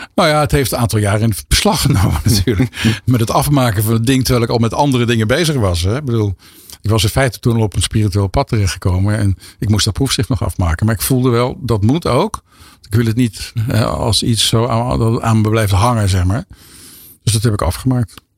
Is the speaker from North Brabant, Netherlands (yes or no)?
yes; 's-Hertogenbosch, North Brabant, Netherlands; in Den Bosch, waar ik vandaan kom